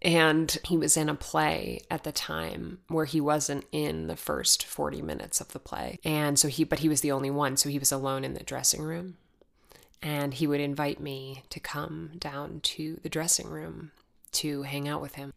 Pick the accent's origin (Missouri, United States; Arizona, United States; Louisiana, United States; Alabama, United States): Arizona, United States; moved away; I'm from Arizona